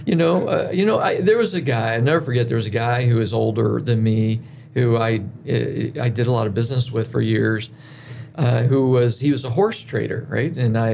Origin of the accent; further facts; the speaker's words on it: Cleveland, United States; Well, I mean, I grew up mostly in Cleveland.